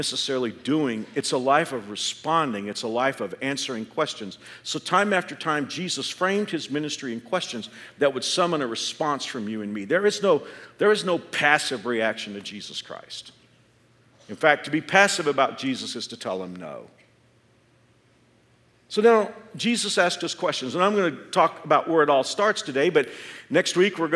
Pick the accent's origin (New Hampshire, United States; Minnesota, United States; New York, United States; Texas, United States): Texas, United States; Dallas-Fort Worth area; now in Andover, United States; I grew up in the Dallas-Fort Worth area.